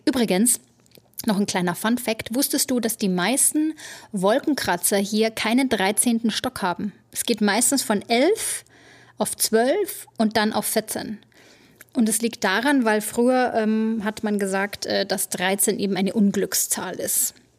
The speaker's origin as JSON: {"language": "German", "country": "Germany", "moved": "as an adult", "lives_now": "New York City, United States", "said": "wir Deutschen"}